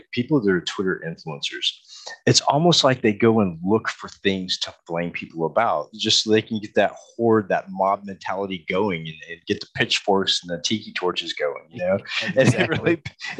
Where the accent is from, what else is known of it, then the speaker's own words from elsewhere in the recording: Texas, United States; I'm from Texas too. We call it frijoles. I'm from Texas.